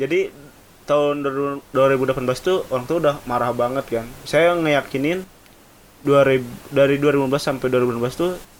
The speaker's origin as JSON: {"language": "Indonesian", "town": "Garut", "region": "West Java", "country": "Indonesia", "tie": "born or raised there", "moved": "as an adult", "said": "saya dari Garut emang saya lahir dari sana"}